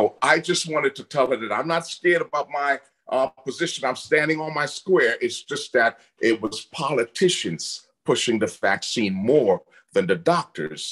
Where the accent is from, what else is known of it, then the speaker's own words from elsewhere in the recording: New York City, New York, United States; also born or lived in Caribbean; now in Arizona, United States; I grew up in Brooklyn, from the Caribbean, but grew up in Brooklyn.